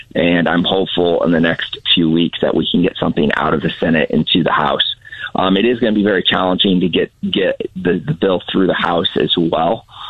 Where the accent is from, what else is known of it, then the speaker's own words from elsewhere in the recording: St. Louis, Missouri, United States; I'm from the St. Louis area